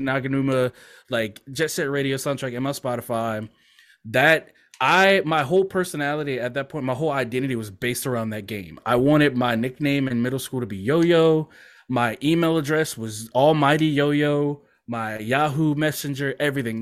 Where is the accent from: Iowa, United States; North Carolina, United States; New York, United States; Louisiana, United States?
Louisiana, United States; also born or lived in Mississippi; my parents moved back to Louisiana, because I was born in Mississippi, but we moved back here when I was like a few months old